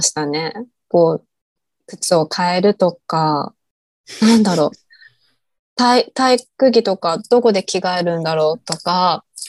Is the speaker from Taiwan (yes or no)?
no; Japan; moved away as an adult; now in Bangkok, Thailand